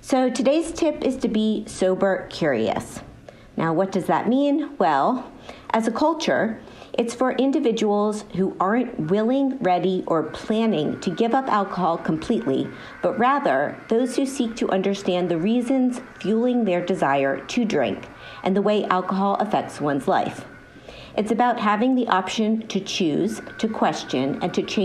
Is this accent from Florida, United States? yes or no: yes; Miami, Florida, United States; moved away; I'm from Miami originally